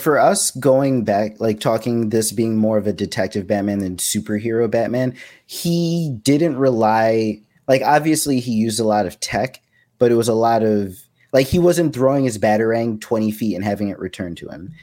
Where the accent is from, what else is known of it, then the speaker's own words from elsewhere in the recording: New York, United States; where we grew up in New York